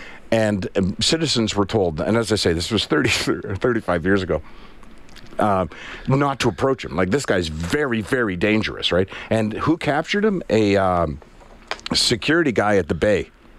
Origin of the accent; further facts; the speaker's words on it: Prince Edward Island, Canada; moved away; I grew up in Prince Edward Island.